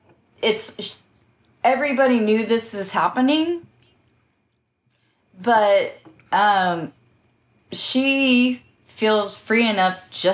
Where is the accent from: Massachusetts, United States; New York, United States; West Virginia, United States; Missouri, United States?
New York, United States; I'm not looking back. I'm actually from New York.